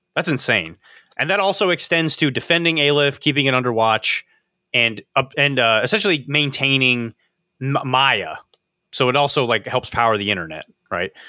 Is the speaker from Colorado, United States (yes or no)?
no; Florida, United States; moved away; I grew up in Florida, so I know things about Florida that you don't know